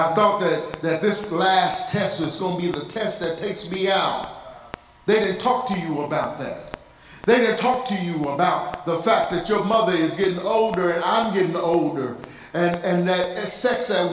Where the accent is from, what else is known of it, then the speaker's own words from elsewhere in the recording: Texas, United States; I'm from Texas